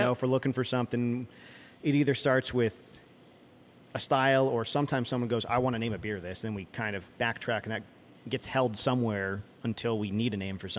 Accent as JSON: {"language": "English", "region": "New England", "country": "United States", "tie": "born or raised there", "said": "growing up in New England"}